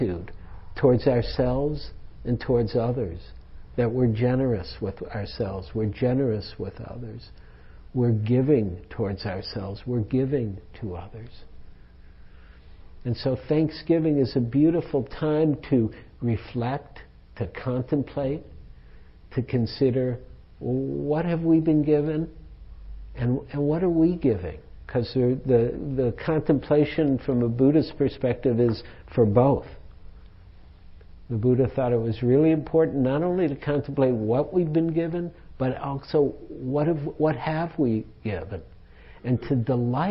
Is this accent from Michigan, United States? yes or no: yes; Detroit, Michigan, United States; now in San Francisco Bay Area, United States; I grew up in Detroit. I was like a Red Wings kid, big time